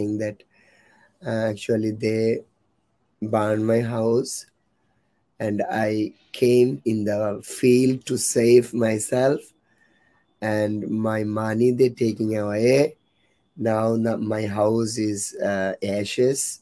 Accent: Sylhet, Sylhet Division, Bangladesh; I am from Bangladesh, Sylhet

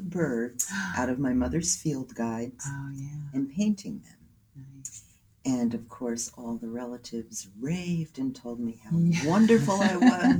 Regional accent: New Jersey, United States; moved away as an adult; also born or lived in Cape Cod, Massachusetts / Townsend, Massachusetts; now in New England, United States; I grew up in New Jersey, suburb of New York City.

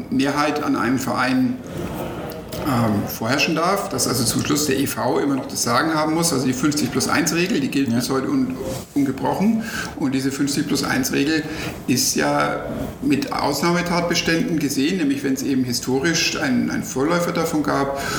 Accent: Nuremberg, Bavaria, Germany; Und natürlich, jetzt als Nürnberger ärgert man sich und sagt, naja, wenn wir diese Millionen von Red Bull hätten, dann könnte vielleicht auch der erste FC Nürnberg oder RB Nürnberg jetzt in der ersten Liga spielen.

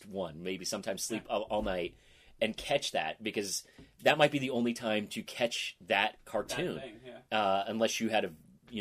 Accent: Boise, Idaho, United States; moved away; I was growing up in Boise

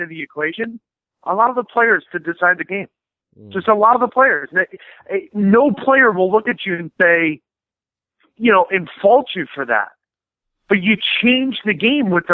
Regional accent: United States; me being American

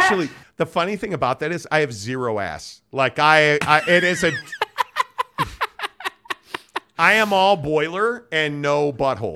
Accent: Chicago, Illinois, United States; I grew up in Chicago.

